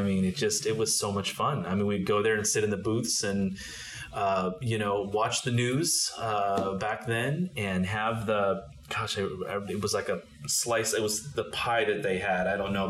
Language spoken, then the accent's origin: English; East Bay, California, United States; also born or lived in Berkeley, California / Albany, California / San Pablo, California / Pinole, California; So I was born in Berkeley, went to Albany schools, then moved to San Pablo, and then moved to Pinole to go to high school.